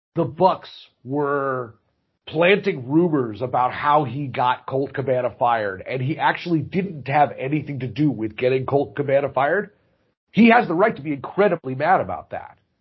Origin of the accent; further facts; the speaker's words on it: Chicago, Illinois, United States; I am a Chicagoan